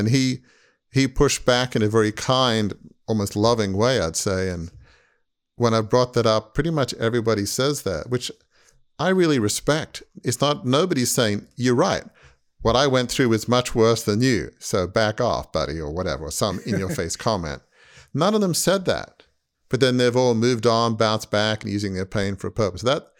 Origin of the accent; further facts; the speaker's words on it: Australia; which I grew up in Australia, so all Australians love tennis, obviously.